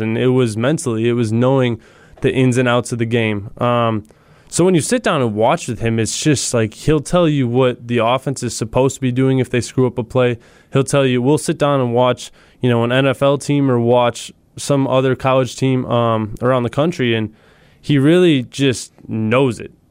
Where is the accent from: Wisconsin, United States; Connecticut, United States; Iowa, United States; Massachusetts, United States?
Wisconsin, United States; me and him both growing up here